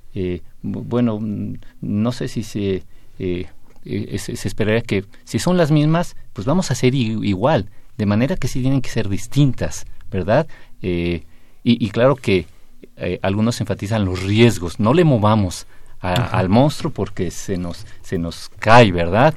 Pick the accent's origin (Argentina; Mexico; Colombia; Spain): Mexico; Mexico City; ya no soy defeño, era soy eh, de, la Ciudad de México